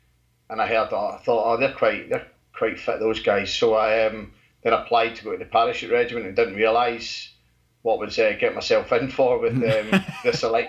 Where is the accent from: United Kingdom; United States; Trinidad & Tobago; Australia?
United Kingdom; just outside Glasgow, Scotland; now in Colchester, United Kingdom; I'm from Scotland, just outside Glasgow.